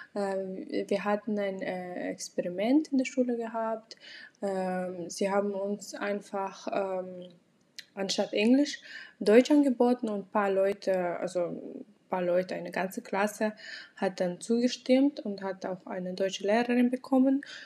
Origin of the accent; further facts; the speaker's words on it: Aktobe, Aktobe Region, Kazakhstan; first language Russian; German is a second language; now in Germany; an einer kasachischen Uni in meiner Heimatstadt in Aktobe